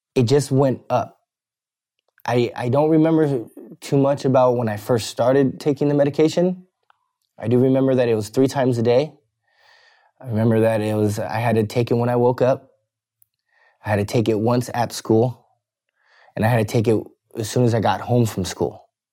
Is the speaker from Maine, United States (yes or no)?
no; Bakersfield, California, United States; I was born in Bakersfield, California